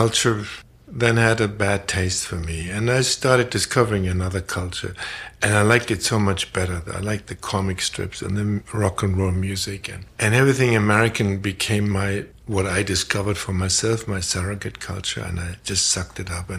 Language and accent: English; Germany; moved away as an adult; also born or lived in Paris; I was born in Germany right after the Second World War in August 45, in a fateful week for the Japanese people. Grew up in post-war Germany